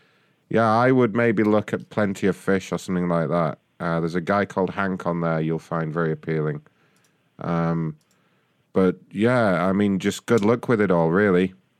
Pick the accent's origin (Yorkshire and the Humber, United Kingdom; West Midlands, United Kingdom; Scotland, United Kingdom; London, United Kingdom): London, United Kingdom; London. Yeah, I'm a...